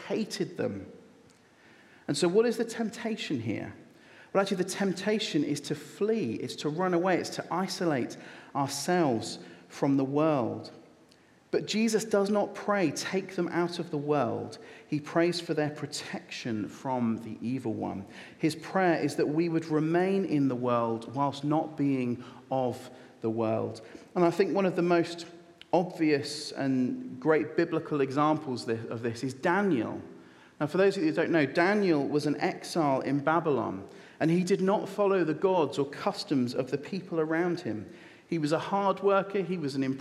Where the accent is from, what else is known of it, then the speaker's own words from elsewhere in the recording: United Kingdom; I am a British citizen with a British passport. It is my birthright to be here